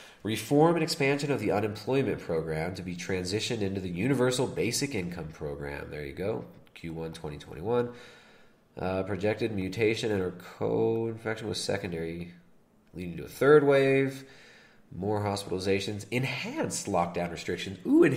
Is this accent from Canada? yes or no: yes; Canada; As a Canadian, and more importantly, as a parent who wants a better future